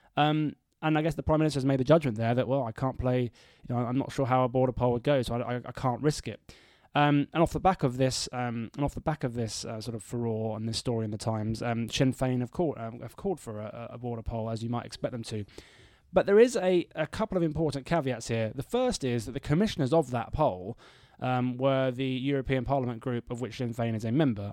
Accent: Bedford, East of England, United Kingdom; my hometown of Bedford

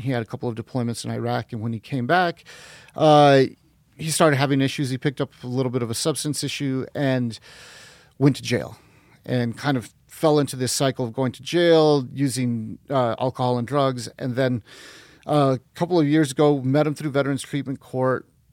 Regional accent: northern New Mexico, United States; also born or lived in Guatemala; we came up when I was six months old and then grew up in northern New Mexico

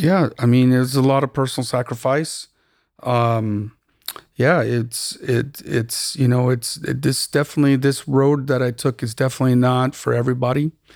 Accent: Tucson, Arizona, United States; also born or lived in Austin / New York / Cupertino; now in Los Angeles, United States; I'm originally from Tucson, Arizona, born and raised

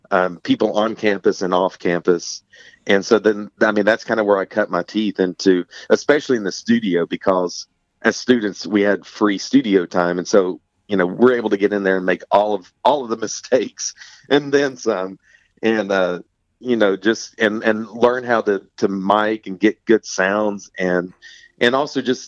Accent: East Tennessee, United States; I was born and raised in East Tennessee

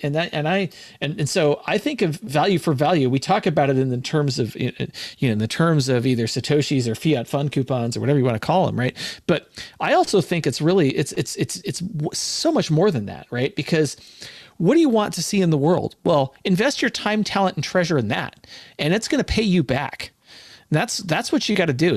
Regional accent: California, United States; also born or lived in Hawaii / Washington State; now in Washington, United States; I'm from California

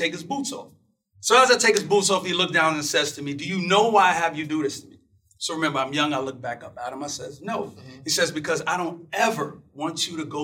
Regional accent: New York City, New York, United States; I'm from Brooklyn, New York. And I was a kid, and my dad would always go out to get these construction jobs

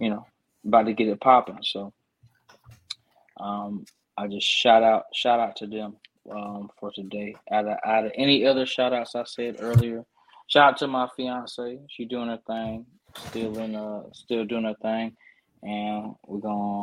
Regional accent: Columbus, Georgia, United States; moved away as an adult; now in Clarksville, United States; I'm from Columbus, GA, so another base there, and a lot of veterans

